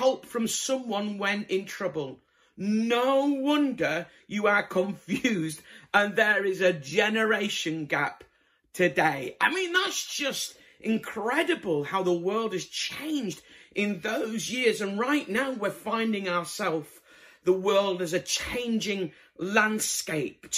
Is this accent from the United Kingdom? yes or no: yes; Bradford, Yorkshire and the Humber, United Kingdom; moved away; I'm originally from Bradford